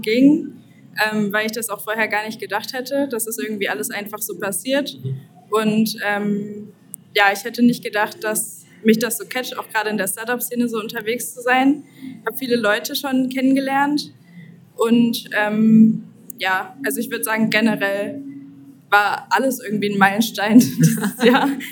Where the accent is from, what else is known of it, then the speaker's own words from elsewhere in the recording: Kassel, Hesse, Germany; moved away as an adult; now in Leipzig, Germany; bin in Kassel groß geworden